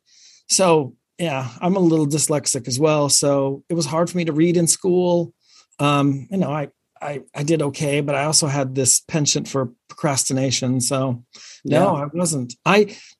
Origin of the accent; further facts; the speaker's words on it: Sterling, Virginia, United States; also born or lived in Ogden, Utah / California; second, third grade, we moved to Virginia outside of DC. Mm. So I grew up out there. And that's where I spent all my years growing up